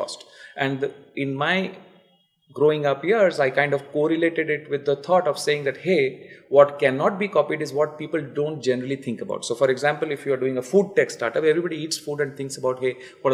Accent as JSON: {"language": "English", "town": "Cuttack", "region": "Odisha", "country": "India", "said": "I am from Cuttack, which is like a tier 3 town, but 1,000 years old"}